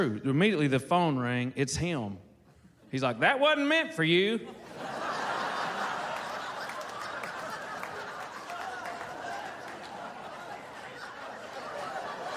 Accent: Fox, Arkansas, United States; I'm from Arkansas as well, from a little town called Fox, Arkansas. Six people in my graduating class

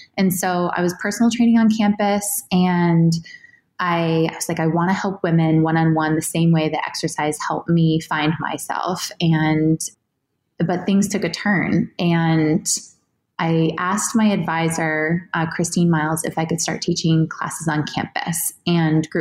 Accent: New Hampshire, United States; I grew up in New Hampshire

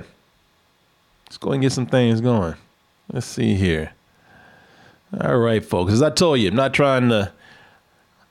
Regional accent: Waco, Texas, United States; my hometown of Waco

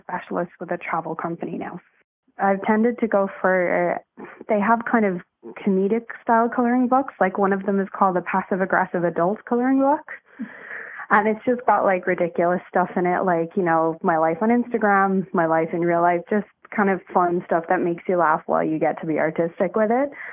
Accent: Ireland; now in Toronto, Canada; I'm originally from Ireland, but I live in Toronto now

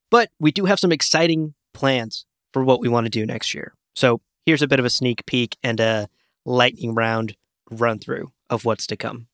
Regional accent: New York, United States; as a New Yorker

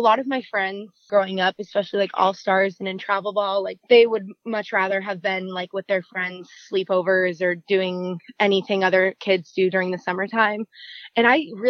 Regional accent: Moorpark, California, United States; I grew up in Moore Park, California. It's like a little north of Los Angeles, about 40 minutes north

